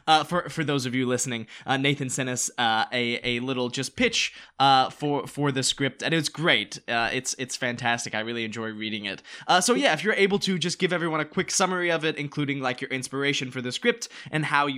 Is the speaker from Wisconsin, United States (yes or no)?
no; North Carolina, United States; moved away as an adult; now in Los Angeles, United States; But good to have someone from the South with us, both North Carolinians here.